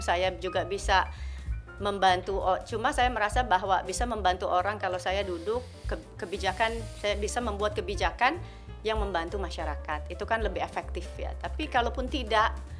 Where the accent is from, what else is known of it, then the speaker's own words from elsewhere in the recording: Jakarta, Indonesia; aku saya lahir besar di Jakarta Pusat.